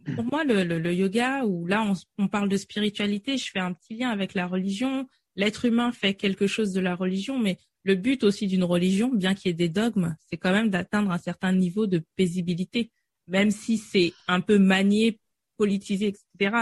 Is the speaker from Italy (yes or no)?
no; France; j'ai grandi en France toute ma vie